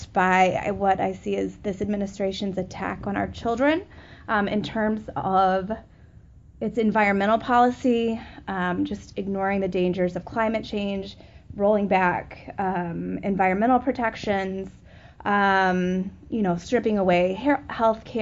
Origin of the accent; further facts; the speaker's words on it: Oak Park, Illinois, United States; I'm from Oak Park, Illinois.